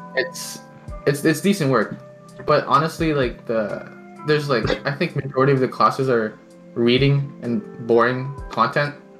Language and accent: English; Canada; accent: North American; first language Tagalog; English is a second language; also born or lived in Philippines; growing up here, like in Canada